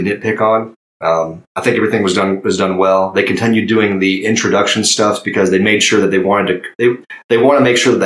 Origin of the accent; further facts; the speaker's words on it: Oklahoma, United States; I'm a guy from Oklahoma